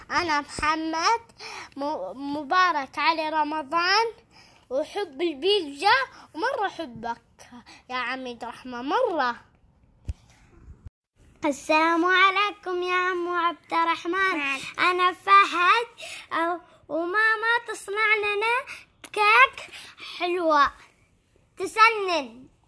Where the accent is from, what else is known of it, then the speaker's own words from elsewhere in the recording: Syria; أنا … من سوريا بحب السباكيتي